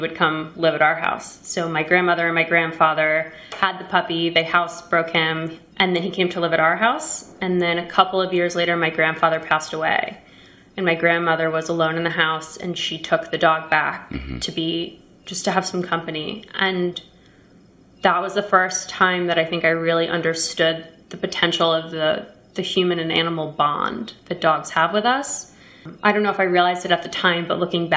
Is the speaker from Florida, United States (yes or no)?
no; Roslyn, New York, United States; I grew up on Long Island, Roslyn